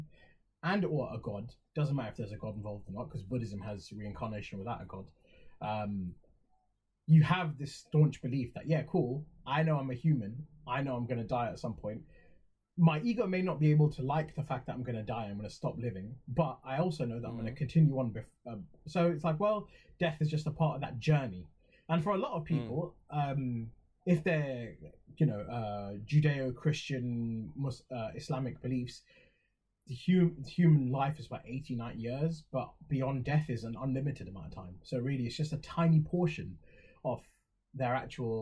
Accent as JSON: {"language": "English", "town": "Halifax", "region": "Yorkshire and the Humber", "country": "United Kingdom", "tie": "born or raised there", "first_language": "English", "said": "I might have been born in Halifax"}